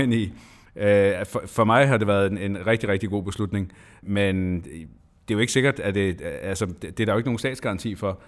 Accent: Lolland-Falster, Zealand, Denmark; hjemme på Lolland Falster, hvor jeg kommer fra

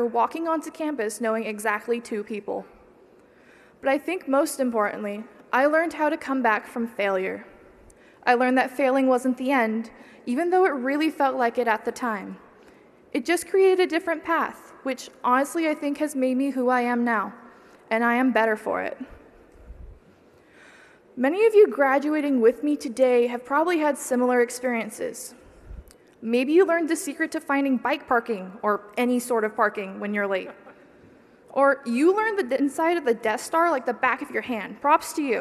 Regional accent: small town about 2 hours from Davis, California, United States; moved away as an adult; now in Davis, United States; my hometown population of 300

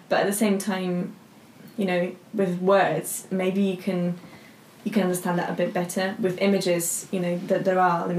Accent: Slovakia; moved away; because I'm from Slovakia.

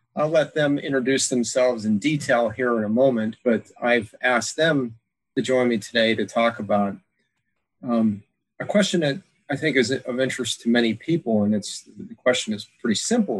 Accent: Pennsylvania, United States; now in Alaska, United States; growing up in Pennsylvania

